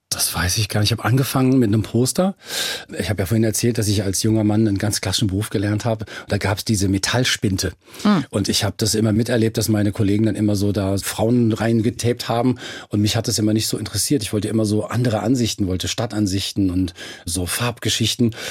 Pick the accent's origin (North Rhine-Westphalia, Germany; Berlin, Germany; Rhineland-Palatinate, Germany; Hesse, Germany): Hesse, Germany; Frankfurt am Main; ich bin Frankfurter von ganzem Herzen